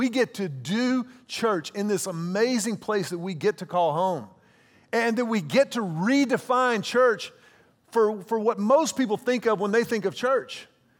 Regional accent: Houston, Texas, United States; also born or lived in Austin / Dallas; When I was at the University of Texas, I came to Austin from Houston. After the University of Texas, I lived in Dallas.

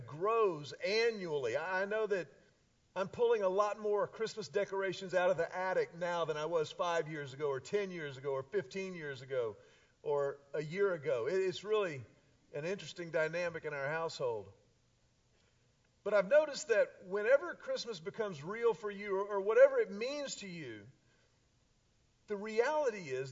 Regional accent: Houston, Texas, United States; now in Austin, United States; I grew up in Houston.

